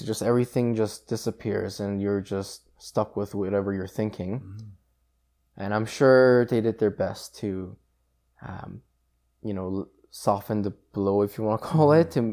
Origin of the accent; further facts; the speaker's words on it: South Korea; moved away; I was born in South Korea